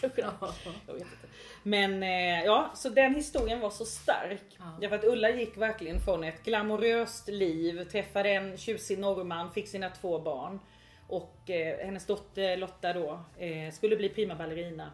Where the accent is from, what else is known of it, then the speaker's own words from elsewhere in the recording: Växjö, Kronoberg County, Sweden; moved away; Jag är ju från Ingelsta utanför Växjö från början